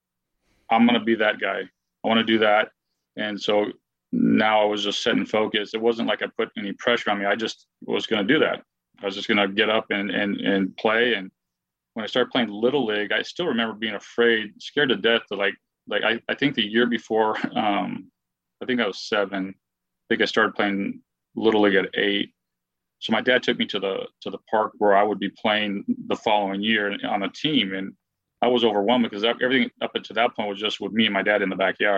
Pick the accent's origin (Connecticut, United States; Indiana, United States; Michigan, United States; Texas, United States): Texas, United States; El Paso; growing up in El Paso